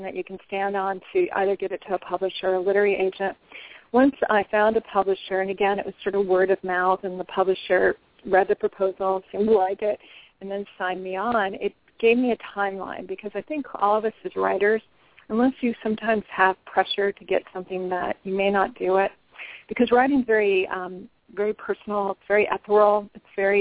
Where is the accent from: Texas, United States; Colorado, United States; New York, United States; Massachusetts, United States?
Colorado, United States; Denver; now in Washington, D.C., United States; my hometown of Denver, Colorado